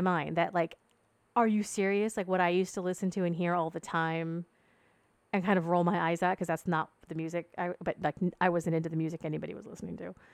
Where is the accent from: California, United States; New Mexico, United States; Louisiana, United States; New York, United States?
California, United States; Ventura County, Southern; I grew up in Southern California. Um, it's a town that's kind of halfway between Santa Barbara and L A.